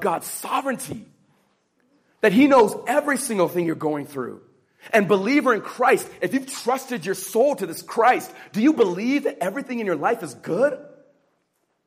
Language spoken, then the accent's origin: English; California, United States; I was raised in the California public school system